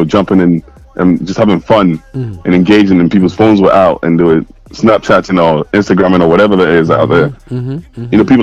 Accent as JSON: {"language": "English", "region": "Scotland", "country": "United Kingdom", "said": "I'm from Scotland, mate. Like, geez, I'm in Glasgow"}